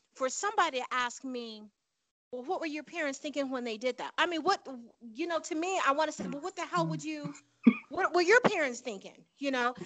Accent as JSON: {"language": "English", "town": "Chicago", "region": "Illinois", "country": "United States", "also_born_or_lived": "Panama / the Southwest", "moved": "as an adult", "lives_now": "US Southwest", "said": "I'm from Chicago"}